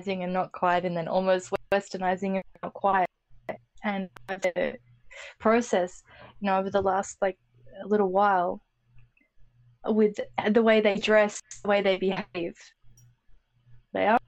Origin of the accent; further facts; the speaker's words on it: Australia; being an Australian